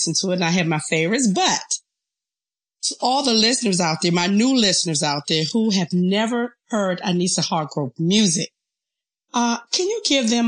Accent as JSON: {"language": "English", "town": "Washington", "region": "District of Columbia", "country": "United States", "tie": "born or raised there", "said": "the Washington DC area because this is my hometown"}